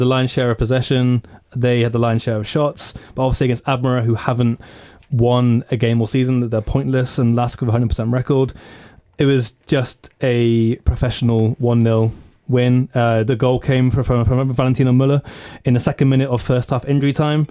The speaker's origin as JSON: {"language": "English", "region": "England", "country": "United Kingdom", "said": "us being English"}